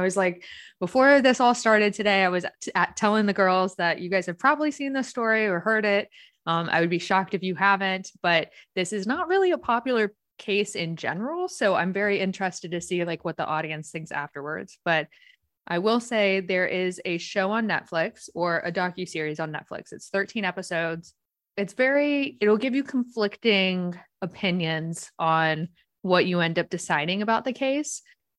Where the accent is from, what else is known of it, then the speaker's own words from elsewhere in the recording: Winston-Salem, North Carolina, United States; I was originally born in Winston-Salem, or I grew up in Winston-Salem, North Carolina.